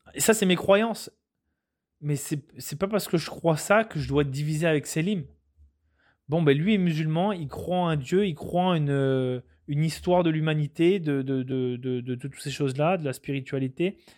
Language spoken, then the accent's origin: French; France; moved away as an adult; now in Quebec, Canada; Je suis un Français qui suis venu au Canada. Je me suis adapté aux, coutumes, aux valeurs québécoises.